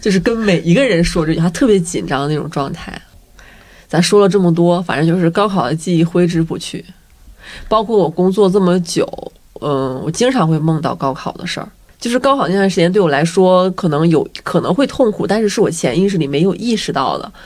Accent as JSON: {"language": "Chinese", "region": "a county town in Northeast China", "country": "China", "tie": "born or raised there", "moved": "yes", "said": "就我们家的地儿比较小，是一个东北县城"}